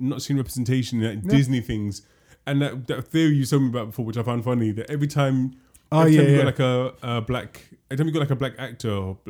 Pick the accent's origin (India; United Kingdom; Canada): United Kingdom; London; We grew up in London.